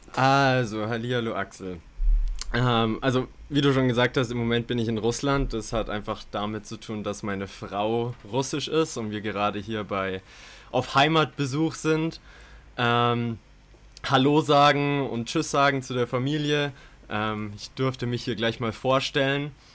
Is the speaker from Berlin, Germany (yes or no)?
no; Bayreuth, Bavaria, Germany; moved away as an adult; Ich komme aber auch aus Deutschland, habe die ersten 18 Jahre meines Lebens dort gelebt in Bayreuth, einer kleinen Stadt in Bayern